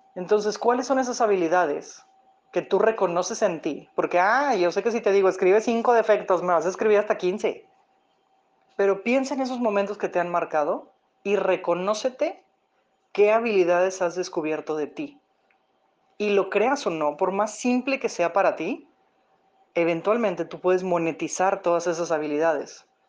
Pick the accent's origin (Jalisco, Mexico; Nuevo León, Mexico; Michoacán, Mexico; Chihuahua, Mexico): Nuevo León, Mexico; Monterrey; yo soy de Monterrey, Nuevo León, México